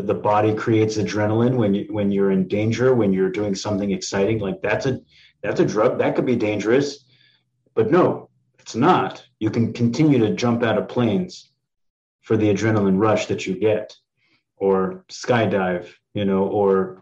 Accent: East Coast, United States; I'm from the East Coast too

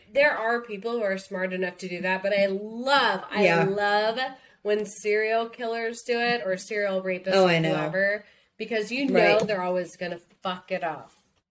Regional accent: the Bible Belt, United States; growing up in the Bible Belt

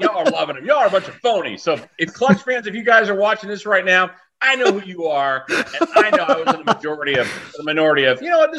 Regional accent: Katy, Texas, United States; I grew up in the Katy area, went to May Creek High School

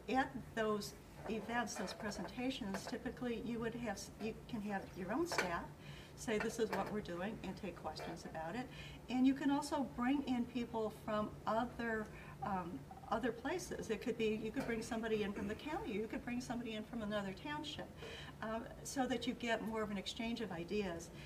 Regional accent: Aurora, Illinois, United States; I was born in a hospital that isn't even a hospital anymore. Yeah, I've been here too long.

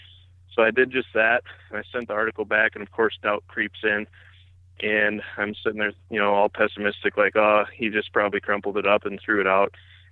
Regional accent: Wisconsin, United States; But yeah, I grew up here in Wisconsin. It's a beautiful place to be, especially in the summer and the fall.

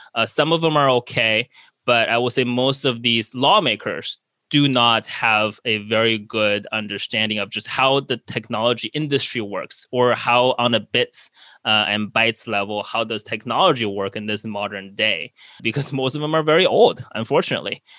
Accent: United States

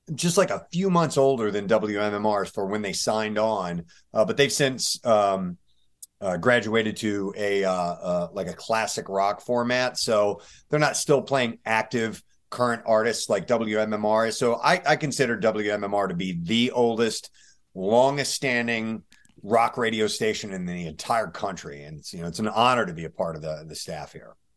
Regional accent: St. Louis, Missouri, United States; also born or lived in Tennessee / Greenwood, South Carolina; I did most of my growing up in, uh, Saint Louis, Missouri

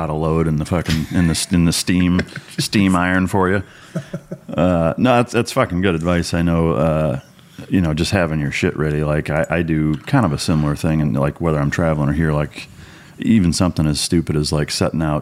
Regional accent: Sacramento, California, United States; So I grew up in Sacramento, California.

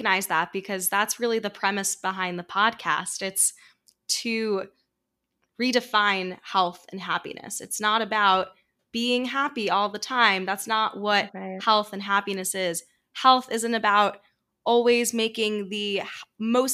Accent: New York City, New York, United States; growing up in New York City

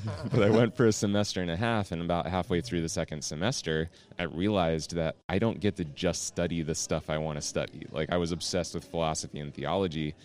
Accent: York, Pennsylvania, United States; So I actually grew up not far from here. I grew up in a town called York, Pennsylvania

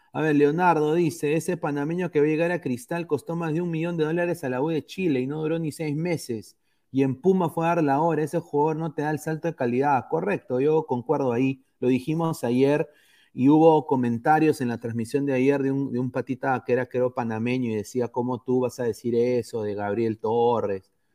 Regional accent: Peru; also born or lived in Andalusia, Spain; now in Spain; como país, como peruanos

